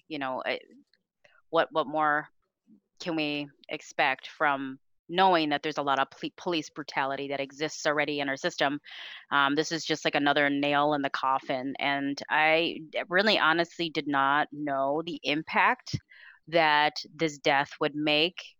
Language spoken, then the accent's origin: English; Minneapolis, Minnesota, United States; now in St. Paul, United States; I'm from Minneapolis, Minnesota